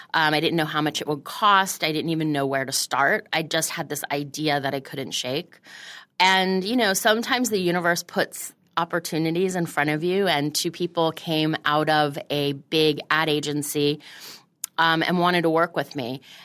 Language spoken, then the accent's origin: English; Florida, United States; moved away as an adult; also born or lived in Montreal, Canada / Washington, D.C.; now in New York, United States; I grew up in Florida